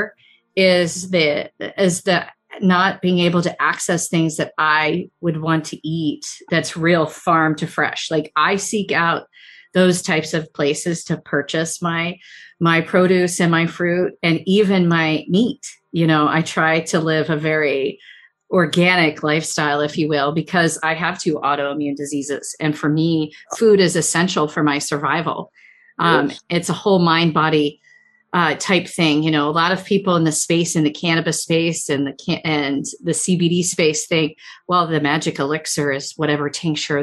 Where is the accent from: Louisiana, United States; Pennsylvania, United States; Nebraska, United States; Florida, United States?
Pennsylvania, United States; Chester County; When I was a little kid, I grew up in Chester County. And I'm still in Chester County